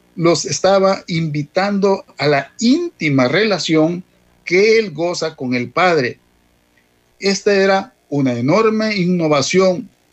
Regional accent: El Salvador; como salvadoreños

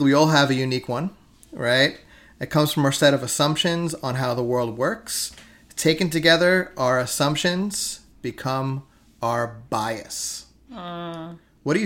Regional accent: New York City, New York, United States; I was raised here in Staten Island in America

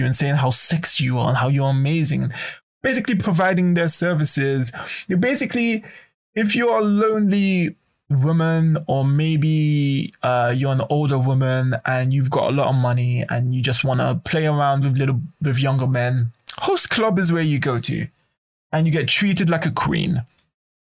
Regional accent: United Kingdom; now in Japan; I come from Britain

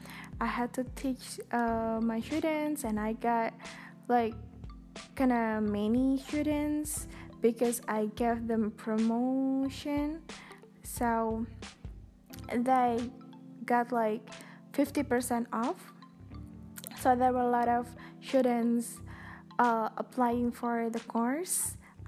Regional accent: Indonesia; first language Indonesian; English is a second language; I'm so sorry it's spoken in Bahasa Indonesia, in my own language, my mother tongue.

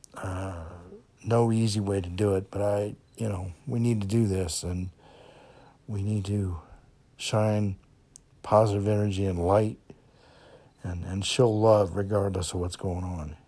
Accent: Kenosha, Wisconsin, United States; moved away; I grew up in Kenosha

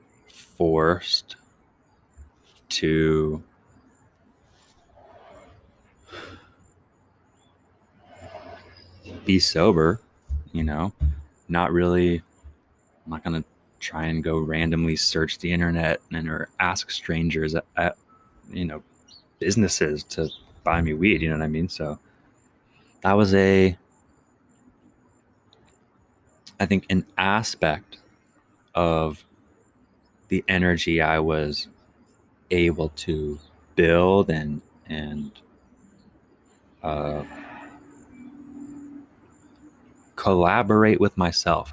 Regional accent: Chesapeake, Virginia, United States; moved away; also born or lived in Iowa / Marion, Iowa; I grew up in Virginia, Chesapeake, to be specific.

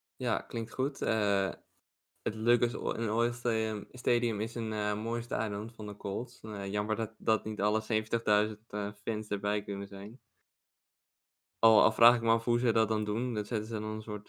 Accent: Netherlands; als Nederlander

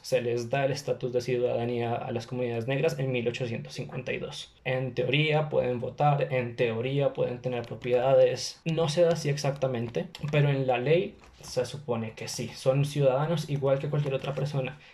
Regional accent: Bogotá, Colombia; also born or lived in China; de Colombia, de Bogotá.

